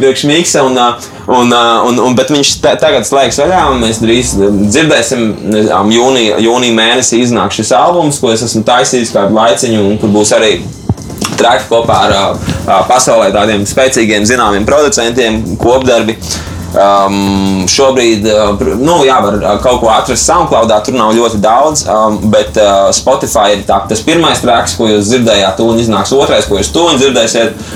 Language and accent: Latvian; Latvia; also born or lived in United States; es esmu no Latvijas